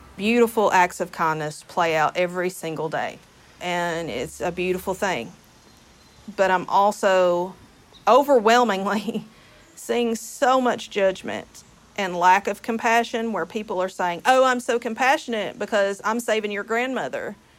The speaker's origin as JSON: {"language": "English", "region": "Kentucky", "country": "United States", "tie": "born or raised there", "said": "my home state of Kentucky"}